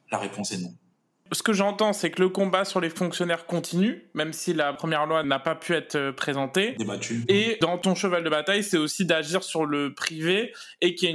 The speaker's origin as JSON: {"language": "French", "country": "Réunion", "moved": "yes", "lives_now": "France", "said": "c'est ce que j'ai fait quand je suis parti de la Réunion. J'avais pas ma formation à la Réunion, donc je l'ai suivi euh, ici en France hexagonale."}